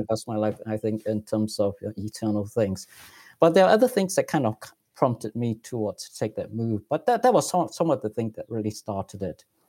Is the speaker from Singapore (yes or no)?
yes; Singapore; moved away as an adult; also born or lived in Silicon Valley, United States; now in United States; I grew up in Singapore. I'm actually still a Singaporean citizen, and I'm just a permanent resident in the United States